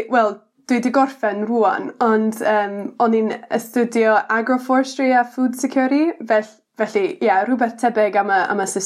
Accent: Indiana, United States; Welsh is a second language; moved away as an adult; now in Pentraeth, United Kingdom; nes i tyfu fan ni yn Indiana, yn y, wel, canol um

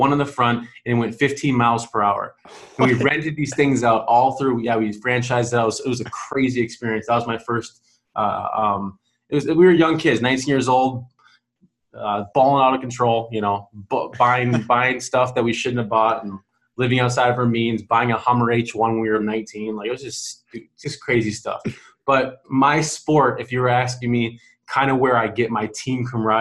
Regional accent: Lake Elmo, Minnesota, United States; So I grew up in Lake Elmo, Stillwater, Minnesota, a small town, but it's big town.

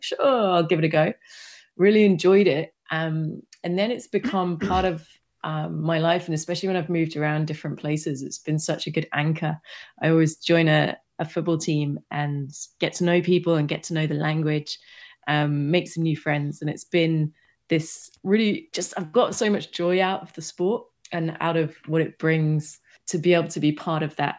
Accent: United Kingdom; now in Amsterdam, Netherlands; No, but this is where I live now. I grew up in the UK.

